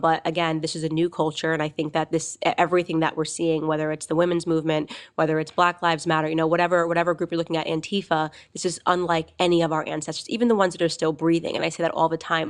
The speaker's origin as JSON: {"language": "English", "region": "Connecticut", "country": "United States", "tie": "born or raised there", "said": "Trinity College, uh, which is in my home state of Connecticut"}